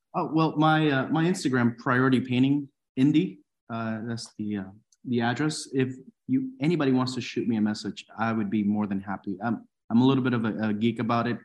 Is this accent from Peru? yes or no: yes; Peru; moved away; I'm from Peru